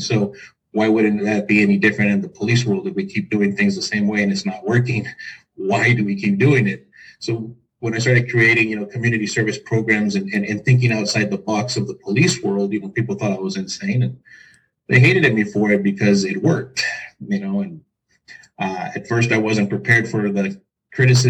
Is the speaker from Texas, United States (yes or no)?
yes; El Paso, Texas, United States; I'm from El Paso, Texas